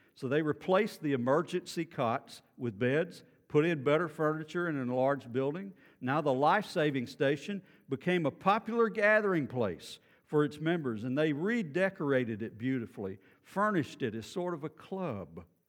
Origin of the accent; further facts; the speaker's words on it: Beaumont, Texas, United States; I grew up in Beaumont